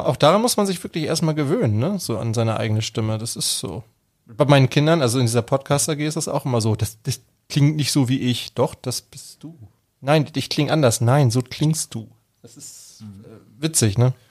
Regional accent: Germany; Bei uns in Deutschland

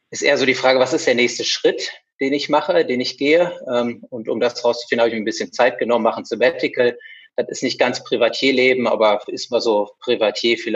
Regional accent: North Rhine-Westphalia, Germany; now in Essen, Germany; ähm, ich bin ein Ostwestfale, den es vor rund 20 Jahren nach Essen verschlagen hat, in die Energiehauptstadt Europas.

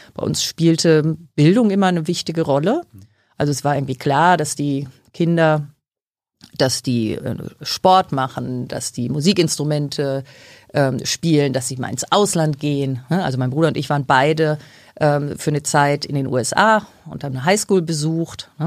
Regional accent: Dortmund, North Rhine-Westphalia, Germany; wurde in ähm, Dortmund geboren. Ja, ich bin da ähm, also aufgewachsen

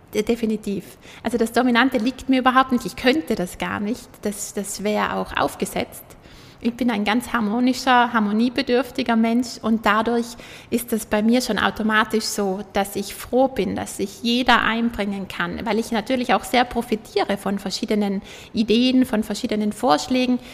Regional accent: Juval Castle, South Tyrol, Trentino-Alto Adige, Italy; Schloss Juwal, wo ich aufgewachsen bin

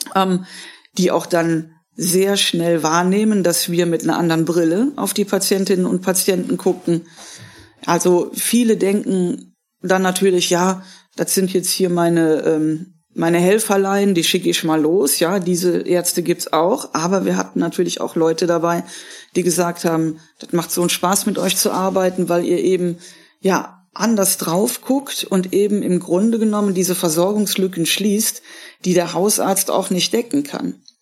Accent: Germany; bei uns in Deutschland

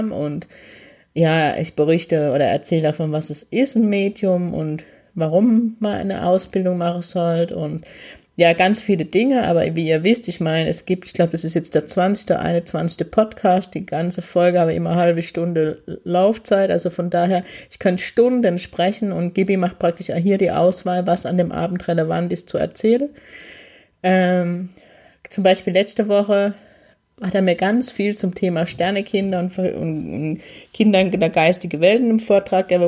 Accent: Heidelberg, Baden-Württemberg, Germany; ist die große Demo in Heidelberg, meine Heimatstadt.

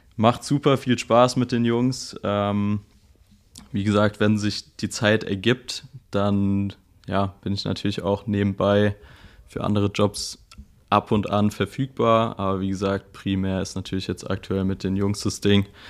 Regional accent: Mainz, Rhineland-Palatinate, Germany; Ich komme aus Mainz.

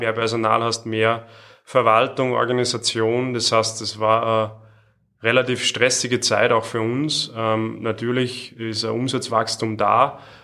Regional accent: Salzburg, Austria; Ich bin aus Salzburg

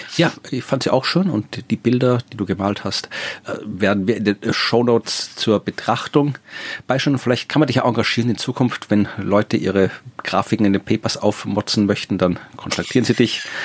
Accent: Wachau, Lower Austria, Austria; in der Wachau oder wo ich herkomme

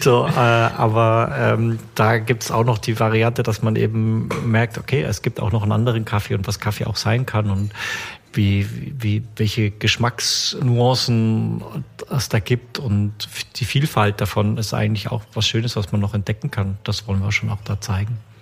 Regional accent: Bavaria, Germany; now in Stuttgart, Germany; ich komme ja ursprünglich aus Bayern

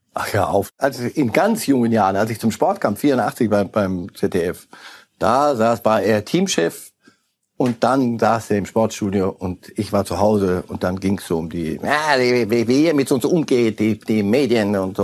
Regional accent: Zurich, Switzerland; wir als Zürcher

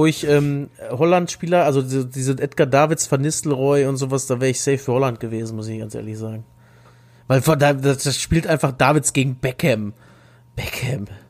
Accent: Germany; wir mittendurch als Deutsche

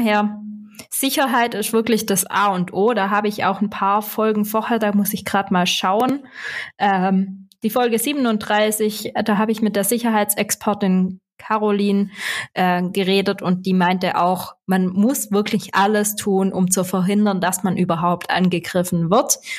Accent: Swabia, Germany; accent: Swabian; dann verstehst du auch meinen schwäbischen Akzent

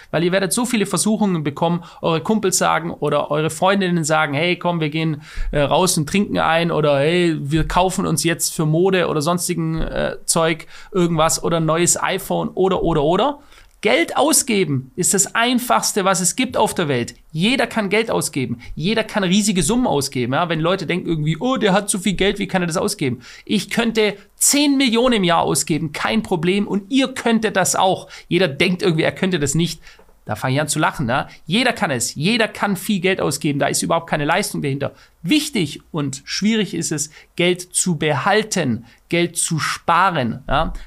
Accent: Germany; Ich bin Deutscher und ich fühle mich als Deutscher

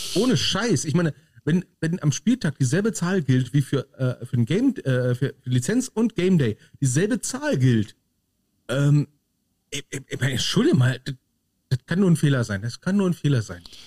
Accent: North Rhine-Westphalia, Germany; bei uns in Nordrhein-Westfalen

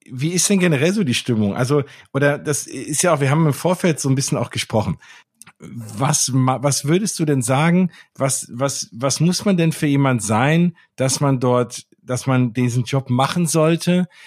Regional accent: Germany; naja, also ich komme aus Deutschland, der da arbeitet auch, warum soll ich jetzt mit dem Englisch reden?

